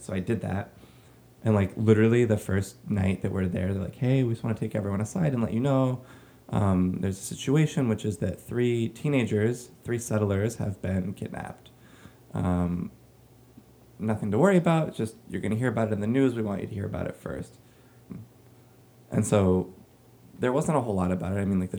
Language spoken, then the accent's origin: English; United States; as an American Jew and artist